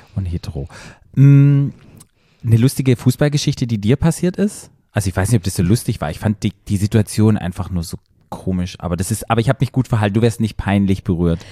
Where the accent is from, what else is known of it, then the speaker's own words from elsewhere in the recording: Black Forest, Baden-Württemberg, Germany; moved away; ich komme ja aus dem Dorf aus dem Schwarzwald